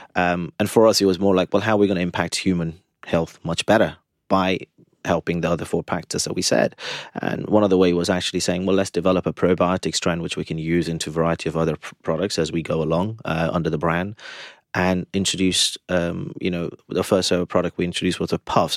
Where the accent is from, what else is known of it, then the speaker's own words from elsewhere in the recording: India; being Indian again, being vegetarian from birth